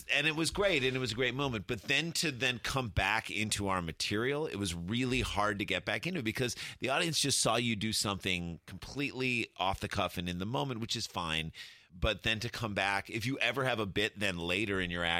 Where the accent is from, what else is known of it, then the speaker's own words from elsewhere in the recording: St. Louis, Missouri, United States; moved away; we grew up in St. Louis, so we grew up coming to Chicago a bunch.